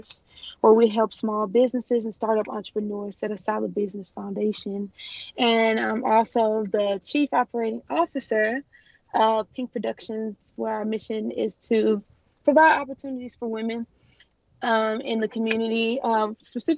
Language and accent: English; Houston, Texas, United States; I am from Houston, Texas.